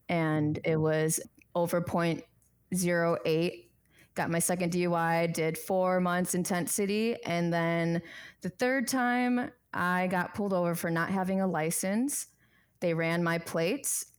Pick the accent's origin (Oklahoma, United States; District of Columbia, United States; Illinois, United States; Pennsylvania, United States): Illinois, United States; Chicago; moved away as an adult; now in Arizona, United States; I was born and raised in Chicago, my parents migrated from Bangkok, Thailand